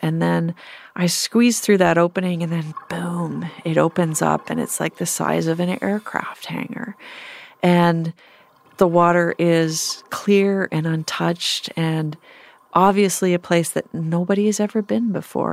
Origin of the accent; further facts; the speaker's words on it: Canada; growing up in Canada